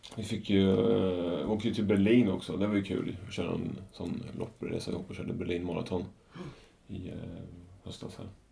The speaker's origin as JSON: {"language": "Swedish", "town": "Norrköping", "region": "Östergötland", "country": "Sweden", "said": "ett varv runt Strömmen hemma i Norrköping"}